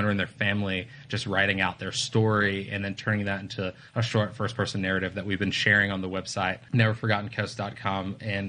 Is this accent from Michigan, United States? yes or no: no; West Palm Beach, Florida, United States; growing up in South Florida and seeing hurricanes